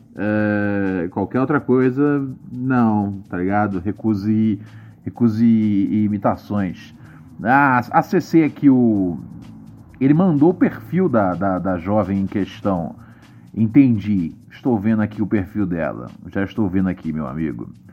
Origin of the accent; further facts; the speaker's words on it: Rio de Janeiro, Brazil; Bom Sucesso, minha terra